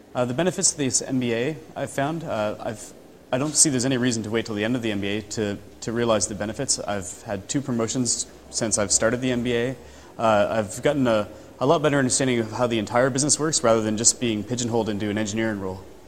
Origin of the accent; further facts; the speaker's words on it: Canada; now in London, United Kingdom; I work in London. I'm originally from Canada.